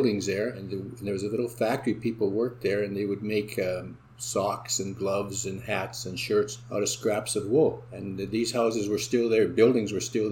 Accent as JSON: {"language": "English", "town": "Selkirk", "region": "Manitoba", "country": "Canada", "tie": "born or raised there", "also_born_or_lived": "Winnipeg, Canada", "lives_now": "St. Andrews, Canada", "said": "I was born and raised in Selkirk"}